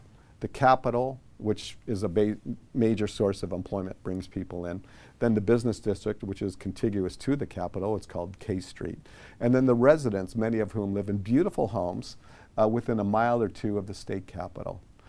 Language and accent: English; Midwest, United States; now in Sacramento, United States; So I've lived in Sacramento on and off since 1982. I moved there from the Midwest.